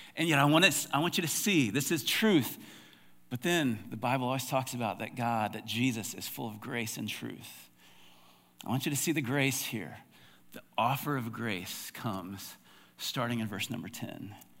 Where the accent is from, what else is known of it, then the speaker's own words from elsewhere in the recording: United States; as American Christians